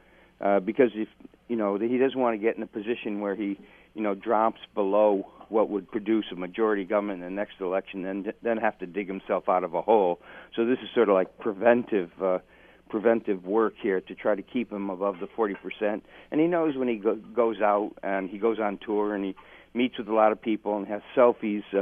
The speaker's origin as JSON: {"language": "English", "town": "Dundas", "region": "Ontario", "country": "Canada", "tie": "born or raised there", "said": "into Dundas, my hometown"}